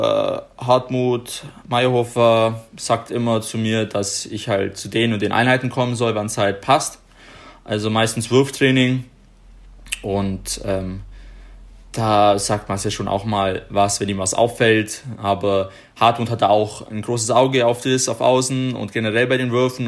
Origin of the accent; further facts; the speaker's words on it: Ottobeuren, Bavaria, Germany; Otto Beuern gespielt haben, da wo ich herkomme